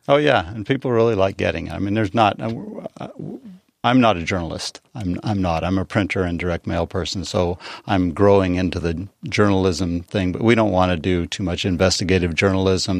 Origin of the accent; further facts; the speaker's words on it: Eastern Plains of Colorado, United States; now in San Diego, United States; I grew up on the Eastern Plains, seven miles from Kansas.